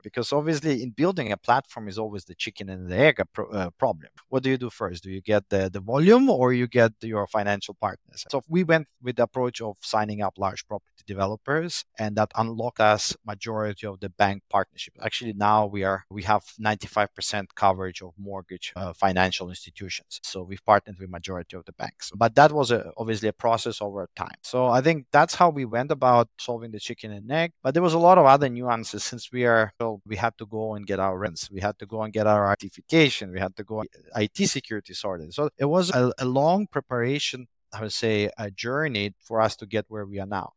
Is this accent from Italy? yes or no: yes; Italy; moved away as an adult; also born or lived in Moscow, Russia; now in Jakarta, Indonesia; Originally, we am born in Moscow, but I grew up in Italy. and, uh, currently living in Indonesia for the past more than ten years